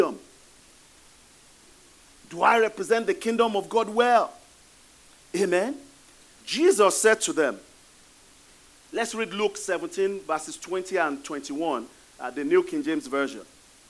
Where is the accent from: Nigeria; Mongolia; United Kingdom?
Nigeria; moved away; I'm originally from Nigeria.